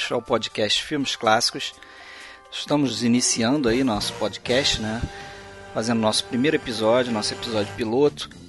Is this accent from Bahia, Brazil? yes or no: no; Rio de Janeiro, Brazil; eu sou do Rio de Janeiro